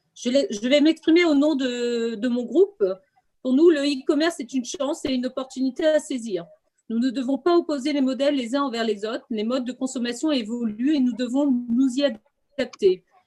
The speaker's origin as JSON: {"language": "French", "town": "Quimper", "region": "Brittany", "country": "France", "said": "je suis de Quimper"}